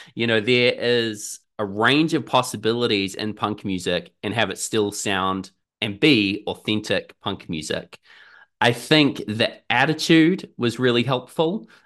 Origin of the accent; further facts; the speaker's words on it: Auckland, New Zealand; I'm from Auckland in New Zealand, down here at the bottom of the world